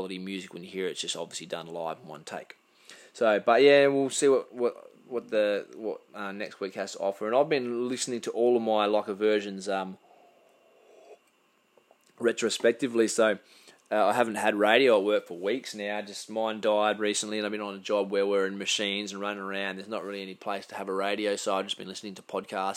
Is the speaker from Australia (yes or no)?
yes; Karratha, Western Australia, Australia; also born or lived in Perth; now in Port Hedland, Australia; we grew up in Carthage as kids when we were young fellas. We were there for 8 years or something like that.